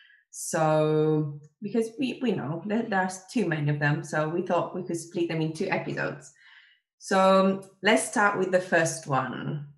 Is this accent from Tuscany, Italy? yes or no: yes; Grosseto, Tuscany, Italy; I'm from Grosseto, which is not a huge town.